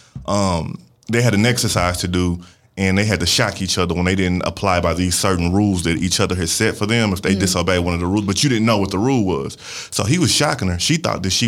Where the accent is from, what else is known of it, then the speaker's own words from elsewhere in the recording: St. Louis, Missouri, United States; I'm from St. Louis